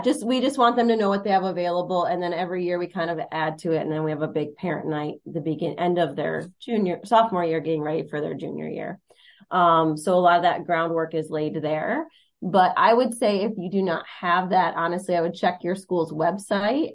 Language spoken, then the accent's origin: English; United States; moved away as an adult; I'm from Monroe County